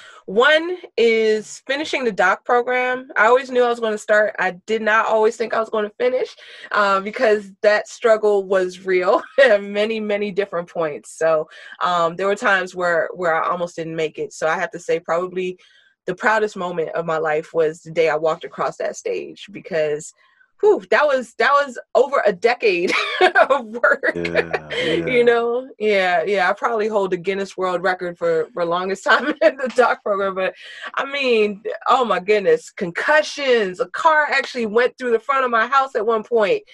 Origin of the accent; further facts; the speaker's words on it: Virginia, United States; I'm a born and raised native of the D.C. area. So born and raised in Virginia. I'm still in Virginia.